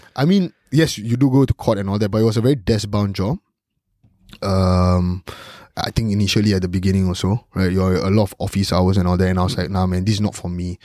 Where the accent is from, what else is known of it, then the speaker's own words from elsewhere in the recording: Singapore; growing up as a Singaporean